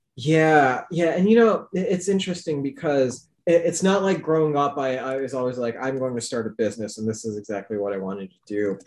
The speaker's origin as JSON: {"language": "English", "town": "Chicago", "region": "Illinois", "country": "United States", "tie": "born or raised there", "said": "my parents are from Pakistan originally. I was born in the Chicago suburbs"}